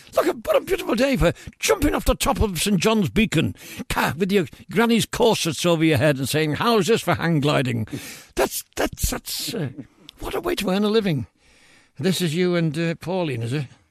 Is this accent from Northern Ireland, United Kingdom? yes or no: no; Liverpool, North West England, United Kingdom; it's my hometown, because it's my home city